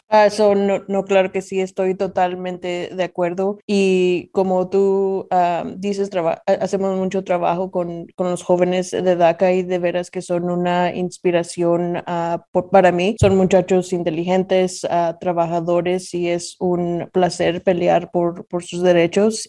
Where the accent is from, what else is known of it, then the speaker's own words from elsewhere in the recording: Nashville, Tennessee, United States; also born or lived in Zacatecas, Mexico; yo nací en Zacatecas, México, soy zacatecana y como decimos en México, soy más de aquí que de allá. Eh, mis padres me trajeron a los Estados Unidos cuando tenía dos años y desde entonces Nashville ha sido mi hogar.